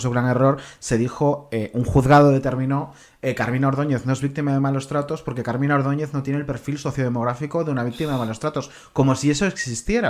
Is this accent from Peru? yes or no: no; Combarro, Galicia, Spain; mi pueblo, de Conbarro, en Galicia